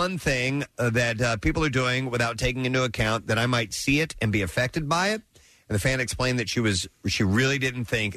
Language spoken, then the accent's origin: English; St. Louis, Missouri, United States; the station I grew up listening to in St. Louis